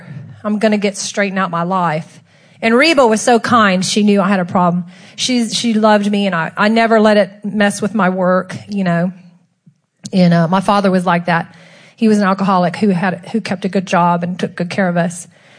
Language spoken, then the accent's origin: English; Texas, United States; From Texas.